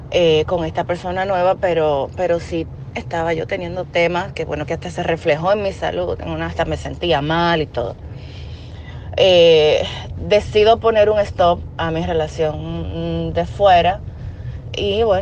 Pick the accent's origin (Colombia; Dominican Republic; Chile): Dominican Republic; Eh, yo soy de República Dominicana, soy tu fiel seguidora ya de hace un tiempo.